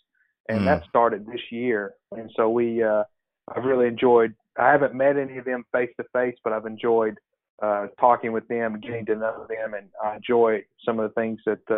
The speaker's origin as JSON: {"language": "English", "town": "Perryville", "region": "Arkansas", "country": "United States", "tie": "born or raised there", "said": "So I'm a pastor here in my hometown. in the big city of Perryville, Arkansas. And it's about 1,500 people."}